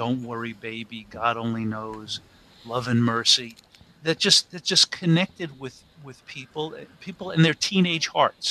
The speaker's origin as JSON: {"language": "English", "region": "New York", "country": "United States", "tie": "born or raised there", "said": "I grew up in New York, so I was body surfing off the coast of Long Island."}